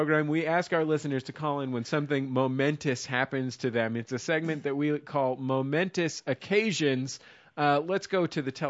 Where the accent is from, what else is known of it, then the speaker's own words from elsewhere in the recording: Bay Area, California, United States; I'm from the Bay Area and have a very pro Bay Area stance on most issues.